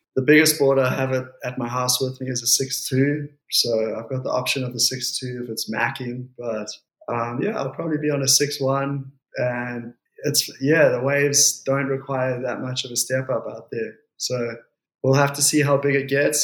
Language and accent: English; Port Elizabeth, Eastern Cape, South Africa; also born or lived in Jeffreys Bay; we grew up in Port Elizabeth